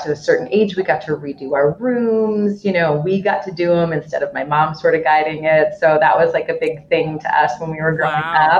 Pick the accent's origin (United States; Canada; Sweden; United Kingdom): United States; Evanston, Illinois; now in Chicago, United States; I grew up in Evanston, which is a suburb just north of Chicago